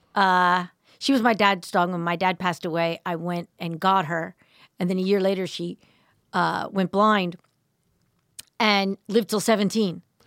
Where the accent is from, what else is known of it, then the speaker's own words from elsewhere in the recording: suburbs outside of Philadelphia, Pennsylvania, United States; suburbs just outside of Philly